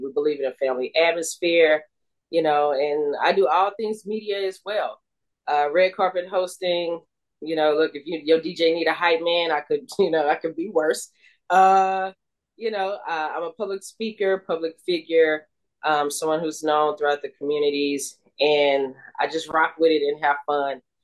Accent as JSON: {"language": "English", "town": "Houston", "region": "Texas", "country": "United States", "tie": "born or raised there", "said": "I went to Prairie View because you know I grew up in Third Ward, so you know I'm I'm right there in the neighborhood anyway"}